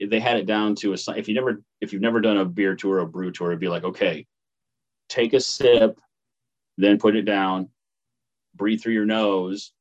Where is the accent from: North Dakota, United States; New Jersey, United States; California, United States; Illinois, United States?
Illinois, United States; Paris; moved away; it's a little small town called Paris